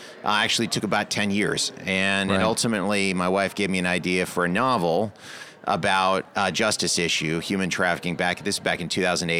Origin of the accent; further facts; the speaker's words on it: Salisbury, North Carolina, United States; she's from my hometown in Salisbury. And so Salisbury